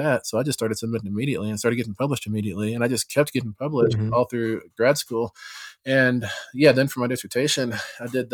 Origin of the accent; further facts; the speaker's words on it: Texas, United States; moved away; back home where I grew up in Texas